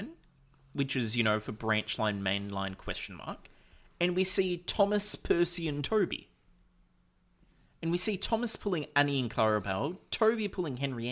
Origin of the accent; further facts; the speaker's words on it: Australia; we here in Australia